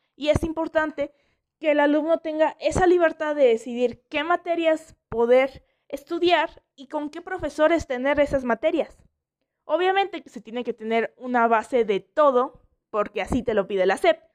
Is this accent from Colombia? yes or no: no; Mexico; aquí en México